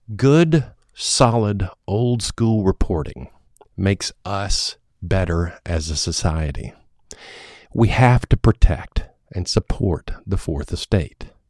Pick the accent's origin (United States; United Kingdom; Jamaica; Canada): United States; My hometown is not the kind of place one might expect to find a yoga studio